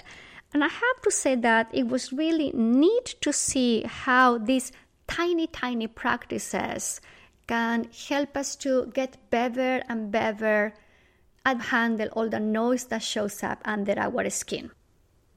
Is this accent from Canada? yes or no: no; Bolivia; moved away; I am originally from Bolivia, South America, and every single year I travel to Bolivia to spend time with my family